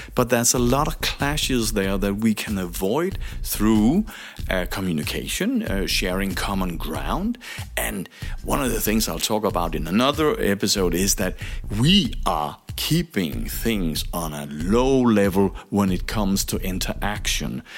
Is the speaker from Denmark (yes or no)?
yes; Denmark; I'm from Denmark